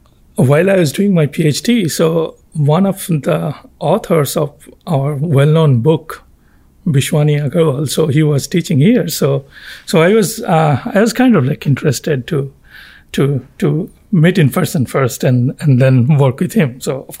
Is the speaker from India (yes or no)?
yes; Kolkata, West Bengal, India; I am from India.